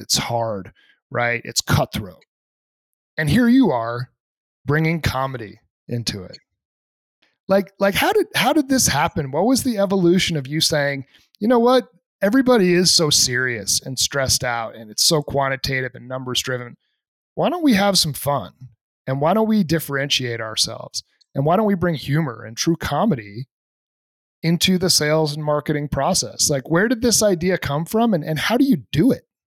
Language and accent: English; New Hampshire, United States; I'm from New Hampshire, which is only about, my house was like three hours from Montreal growing